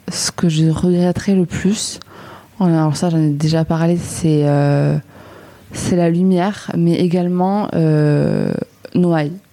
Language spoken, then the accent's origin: French; southwest France, France; now in Marseille, France; Mais moi, je viens du Sud-Ouest hein, et c'est vrai que ça en a un peu le même tempérament, donc ça me change pas trop de mes habitudes.